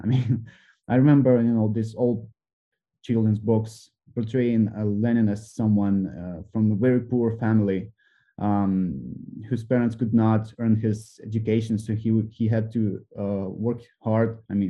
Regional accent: Donbas, Ukraine; I grew up in Donbass, which has had, you know, this strong influence of, you know, Soviet mindset, Soviet lifestyle for, you know, decades after, thereafter, and even now.

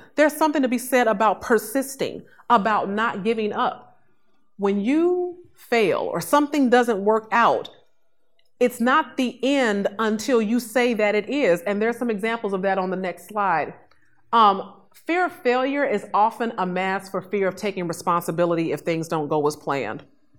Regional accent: Chicago, Illinois, United States; I grew up in Inglewood, south side of Chicago, you know, for several years

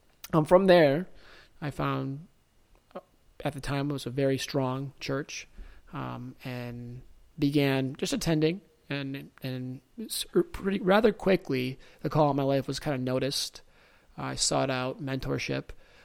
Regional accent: Detroit, Michigan, United States; I grew up locally here in Metro Detroit. Shout out 313.

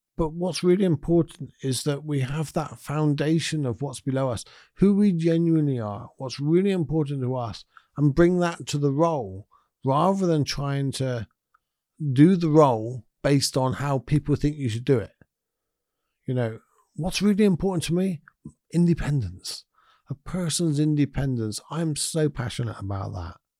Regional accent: United Kingdom; as us British people

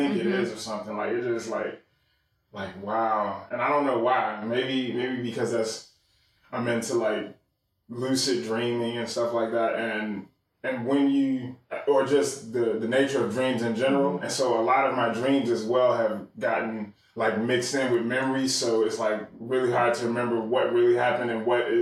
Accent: Charlotte, North Carolina, United States; also born or lived in Chicago, Illinois; 1984, year of birth, Chicago. So, and have been in the Charlotte area ever since 1993. So since I was 9 years old

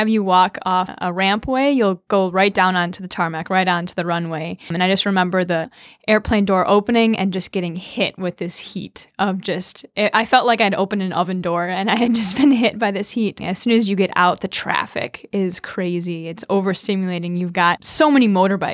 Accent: Madison, Wisconsin, United States; also born or lived in Vellore, India; I am from Madison, Wisconsin

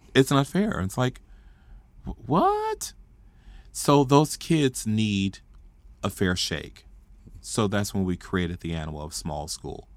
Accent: Fort Worth, Texas, United States; I grew up in Stop Six, Fort Worth, Texas

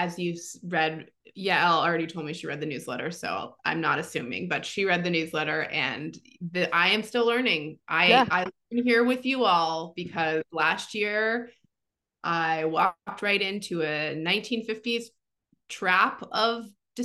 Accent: New York City, New York, United States; moved away as an adult; as a lifelong New Yorker

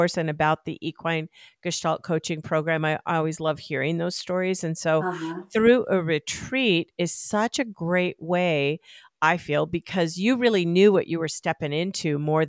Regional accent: Arizona, United States; moved away as an adult; now in Colorado, United States; I grew up in Arizona

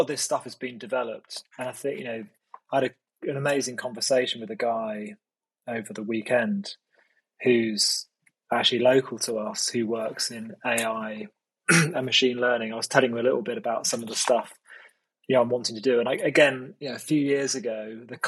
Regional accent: United Kingdom; I'm quite British, so I am

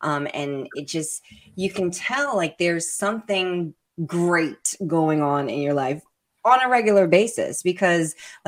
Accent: Brooklyn, New York, United States; born there; Something that New Yorkers say a lot. I was born in Brooklyn.

